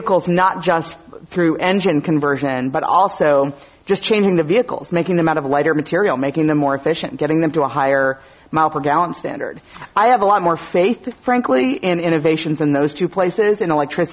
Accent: Wisconsin, United States; now in California, United States; my home state. So I'm always happy to talk about Wisconsin

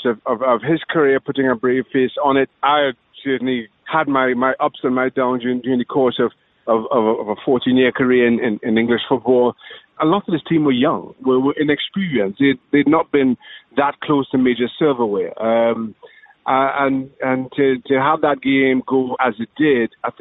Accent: Trinidad & Tobago; moved away; Growing up in Trinidad and Tobago

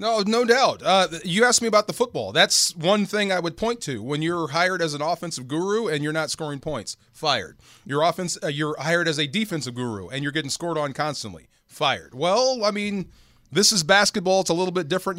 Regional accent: Bay Area, California, United States; I grew up in the Bay Area, I, it, the shadow of Cal.

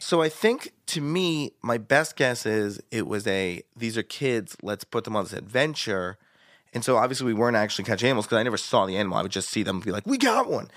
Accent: Virginia, United States; I'm a Jew from Virginia

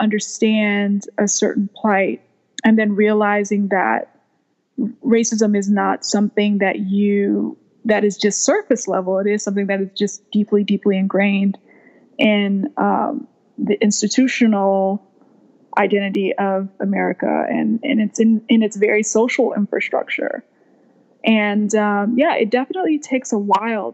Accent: Texas, United States; also born or lived in Liberia / New York; being raised in a place like Texas

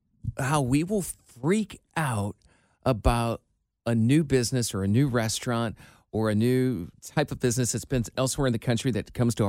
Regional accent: Iowa, United States; now in Cincinnati, United States; I grew up in the Midwest, Iowa

